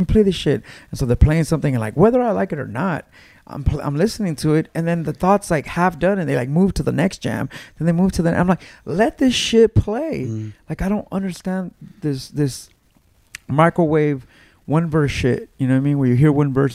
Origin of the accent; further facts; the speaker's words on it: Los Angeles, California, United States; I grew up in Mid City, California